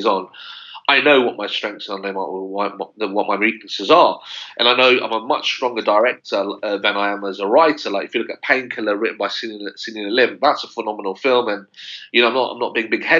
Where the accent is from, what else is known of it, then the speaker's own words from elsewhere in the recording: London, United Kingdom; me growing up in West London